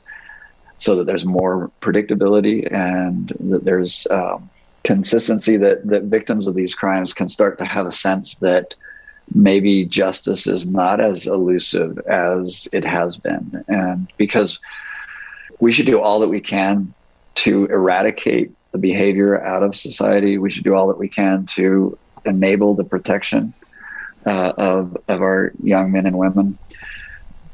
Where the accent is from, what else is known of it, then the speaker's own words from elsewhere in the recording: Utah, United States; we grew up here in Utah.